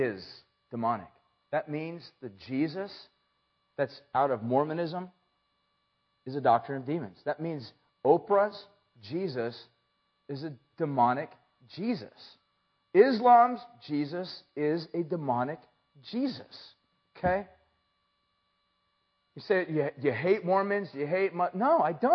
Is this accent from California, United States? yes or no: yes; San Luis Obispo, California, United States; from, California and, San Luis